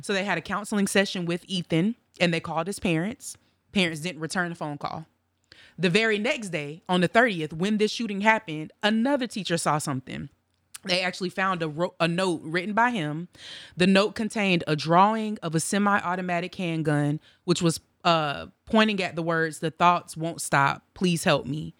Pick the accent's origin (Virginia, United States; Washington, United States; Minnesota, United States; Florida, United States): Florida, United States; Tallahassee; I'm from Tallahassee. I grew up with a lot of people that went hunting